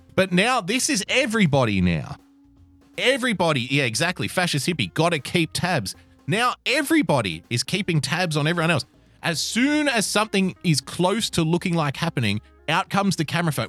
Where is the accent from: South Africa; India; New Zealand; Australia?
Australia; I'm an Australian